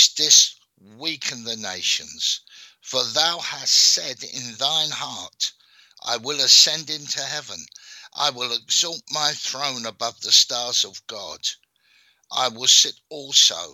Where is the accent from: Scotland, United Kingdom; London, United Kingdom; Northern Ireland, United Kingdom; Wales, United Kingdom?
London, United Kingdom; I was born in South London. I was born in an area called Brixton, which is in southwest London.